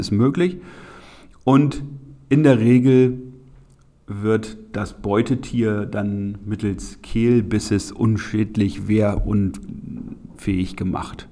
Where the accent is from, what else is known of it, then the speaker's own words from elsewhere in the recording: Lüneburg Heath, Lower Saxony, Germany; bei uns in der Lüneburger Heide